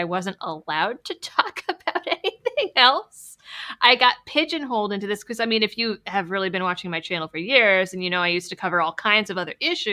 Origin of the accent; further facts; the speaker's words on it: Massachusetts, United States; moved away; I'm originally from Massachusetts.